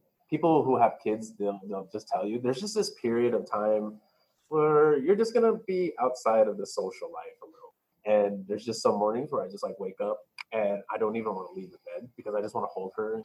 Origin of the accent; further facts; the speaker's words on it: Glendale, California, United States; also born or lived in Rowland Heights, California; I first grew up in Glendale for my first half of my life